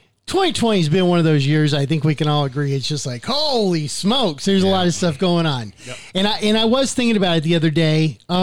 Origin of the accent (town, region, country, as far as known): Mesa, Arizona, United States; born or raised there; also born or lived in Christopher Creek, Arizona